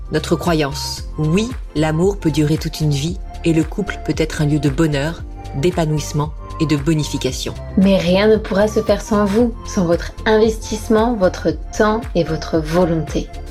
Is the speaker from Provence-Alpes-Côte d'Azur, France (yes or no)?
yes; Toulon, Provence-Alpes-Côte d'Azur, France; je viens de Toulon